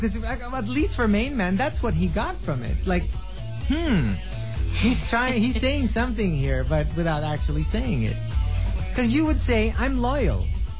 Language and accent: English; Quezon City, Metro Manila, Philippines; Yeah, I'm from Quezon City.